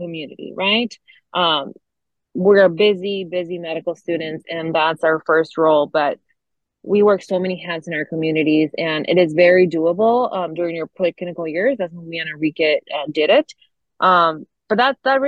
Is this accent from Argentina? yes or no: yes; Argentina; first language Spanish; English is a second language; now in Michigan, United States; As a Latina myself, I'm Argentinian, and my first language is Spanish